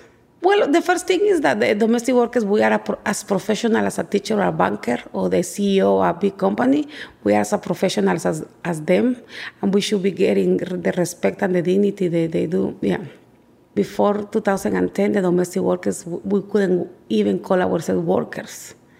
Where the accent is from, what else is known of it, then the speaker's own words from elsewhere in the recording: Guatemala City, Guatemala Department, Guatemala; now in Brooklyn, United States; I am original from Guatemala City, and I live in Brooklyn, New York, and I work in Manhattan as a nanny for the past 15 years of my life.